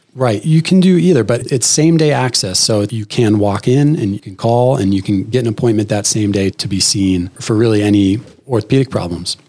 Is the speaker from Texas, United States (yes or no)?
no; Phoenix, Arizona, United States; moved away as an adult; also born or lived in Stanford, California / Boston, Massachusetts; I'm an Arizona native. I grew up in Phoenix